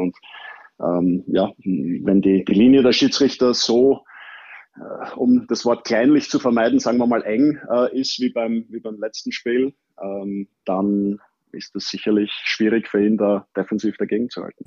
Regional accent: Vienna, Austria; born or raised there

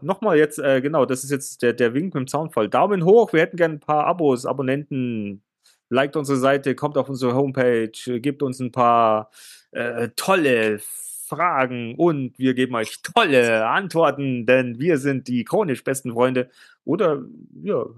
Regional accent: Germany; bei uns in Deutschland.

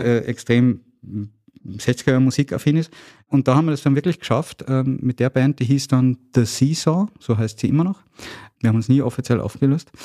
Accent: Salzburg, Austria; born and raised in Salzburg

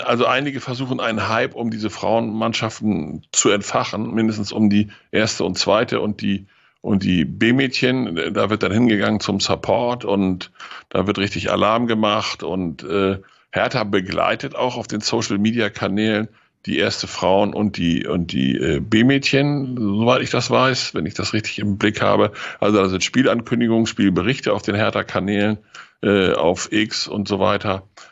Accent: Lower Saxony, Germany; als Niedersachse

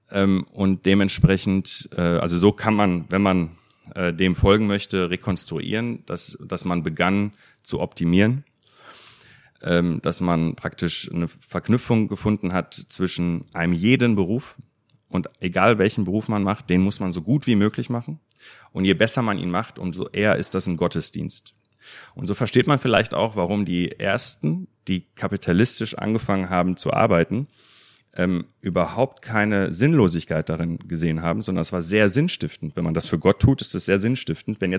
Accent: North Rhine-Westphalia, Germany; Also ich bin im Ruhrgebiet aufgewachsen, einer Region, wo Katholiken und Protestanten ungefähr sich die Waage halten

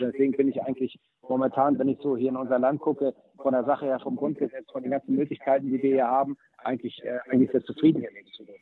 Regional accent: Hamburg, Germany; ich bin in Hamburg-Möllmannsberg aufgewachsen, in einem Stadtteil mit hoher äh, Ausländerrate

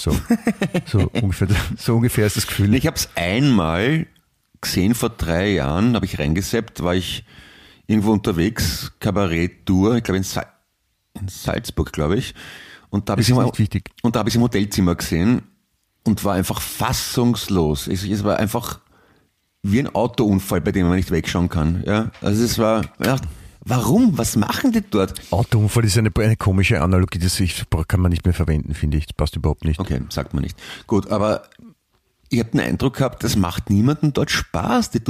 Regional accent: Sardinia, Italy; accent: Sardinian; German is a second language; Ich spreche, ich spreche, also ich, ich spreche den Dialekt von, äh, kennst du, kennst du Sardinien ungefähr?

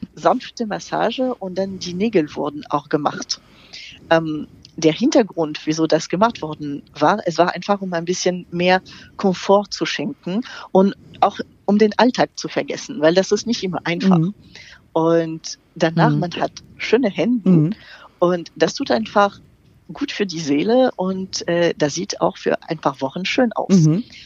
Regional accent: France; German is a second language; moved away; ich bin Französin, wie man das überhaupt nicht hören kann

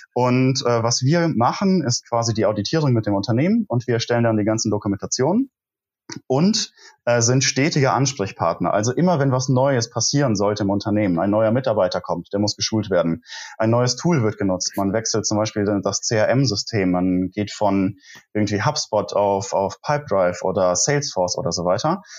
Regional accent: near Koblenz, Rhineland-Palatinate, Germany; moved away as an adult; also born or lived in Munich; bin ich wieder in meine Heimat zurückgezogen, also tatsächlich in die Nähe von Koblenz, wo ich auch studiert habe

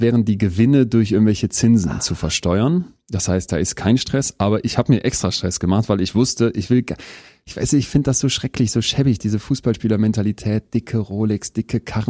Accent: Berlin, Germany; also born or lived in Münster / Spain / Istanbul / Toulouse; bin ich natürlich auch viel mehr Berliner und Münsteraner als irgendwie jetzt, weiß ich nicht, ähm, Bayer

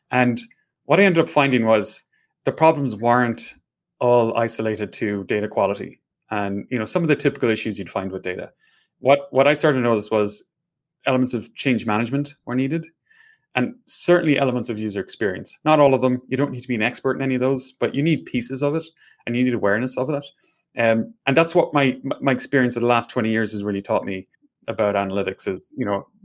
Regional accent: Ireland; accent: Irish; Hopefully, you can understand my Irish accent.

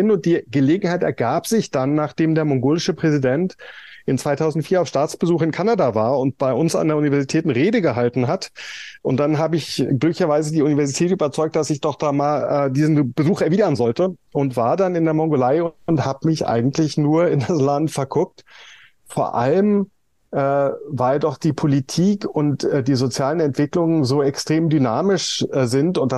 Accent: Berlin, Germany; ich bin in West Berlin groß geworden

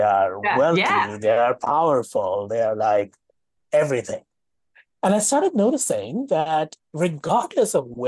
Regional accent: Mumbai, Maharashtra, India; moved away as an adult; now in Toronto, Canada; It's the apartment I grew up in Mumbai

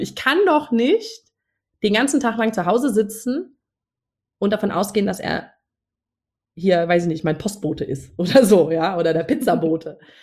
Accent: Northern Germany, Germany; moved away; also born or lived in Munich; ich als Norddeutsche habe damals in München gewohnt

